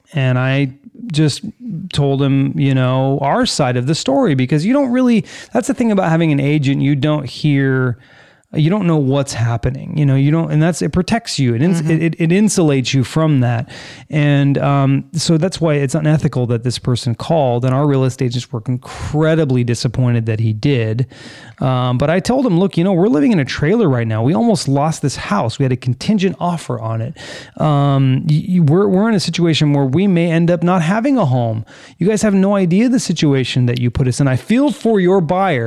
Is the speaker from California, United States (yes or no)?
yes; California, United States; moved away as an adult; now in Florida, United States; I was born and raised in California.